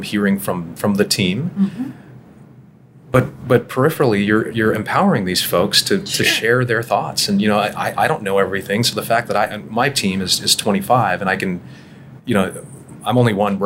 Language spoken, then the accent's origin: English; Toronto, Ontario, Canada; accent: Canadian; moved away as an adult; also born or lived in Charlotte, United States; now in Dallas, United States; So I'm born and raised in Toronto. I had my childhood in Toronto.